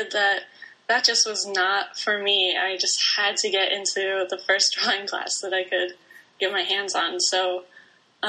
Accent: Bloomington, Indiana, United States; I grew up in Bloomington, Indiana

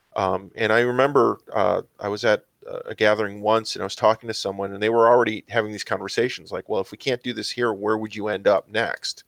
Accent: Mount Prospect, Illinois, United States; I grew up in Mount Prospect, Illinois

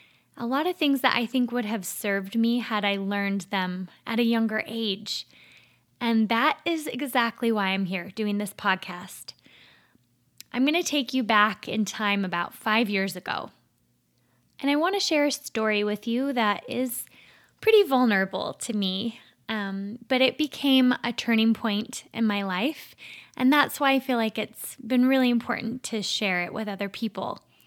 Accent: Minnesota, United States; accent: Minnesotan; I grew up in Minnesota, the land of 10,000 lakes and millions of mosquitoes. I've completely lost my Minnesotan accent, unfortunately.

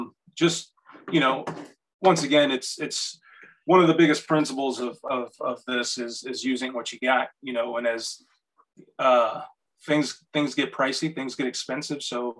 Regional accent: Puerto Rico; also born or lived in North Carolina; I'm from Puerto Rico. I've lived in a lot of different places, and I just recently moved up from North Carolina.

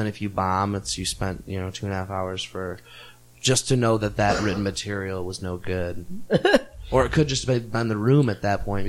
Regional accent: Northbrook, Illinois, United States; also born or lived in Columbia, Missouri; now in Chicago, United States; I'm from Northbrook, Illinois.

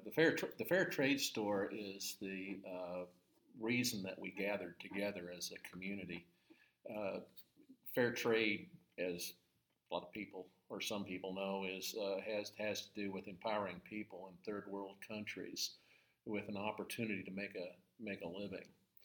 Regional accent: Long Beach, California, United States; now in Amarillo, United States; California, Southern California.

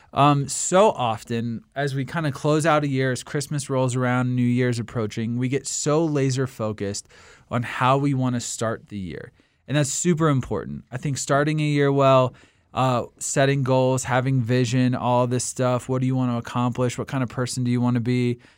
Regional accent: Washington, District of Columbia, United States; my hometown of Washington, D C.

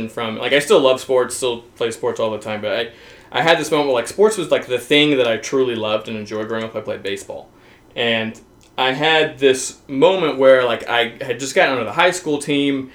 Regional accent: Arkansas, United States; I'm from the Southern United States, I'm from Arkansas

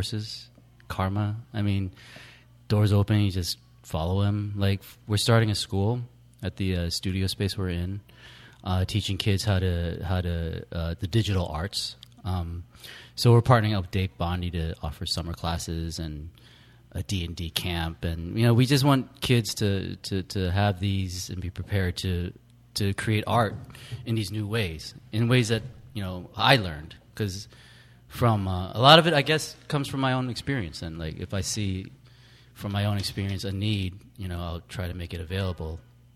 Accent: Bay Area, California, United States; I'm from the Bay Area

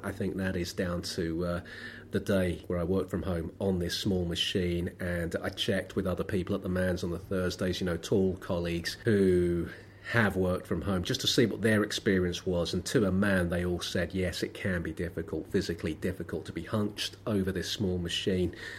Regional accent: London, United Kingdom; I was born in Lambeth. I live in Lambeth. I've never been proud to come from Lambeth.

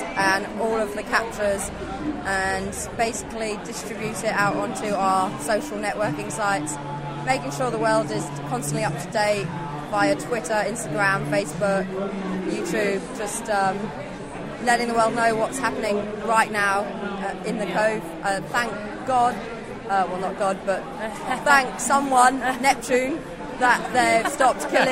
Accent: England, United Kingdom; now in Perth, Australia; I'm English, but now I live in Australia

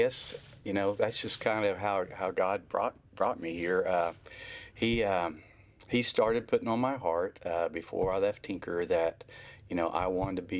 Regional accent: Stilwell, Oklahoma, United States; I grew up in Eastern Oklahoma, so kind mm-hmm. of Stillwell, Oklahoma, strawberry capital of the world is

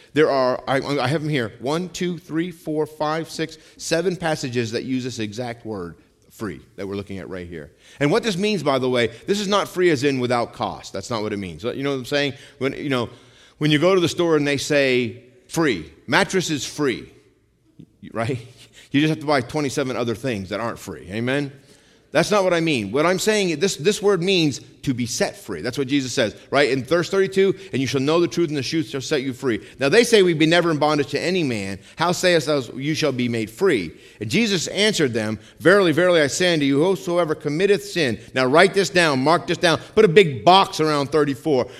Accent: United States

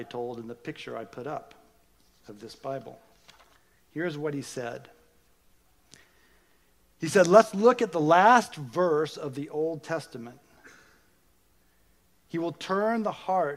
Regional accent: United States; being an American

